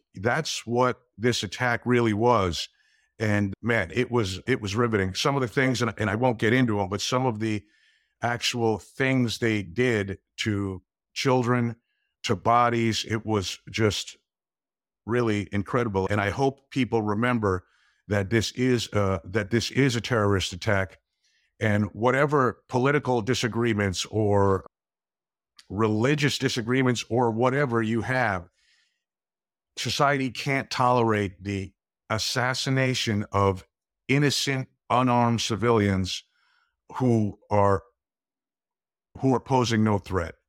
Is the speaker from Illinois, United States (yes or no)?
no; Glen Rock, New Jersey, United States; I grew up in, uh, a small town in New Jersey called Glen Rock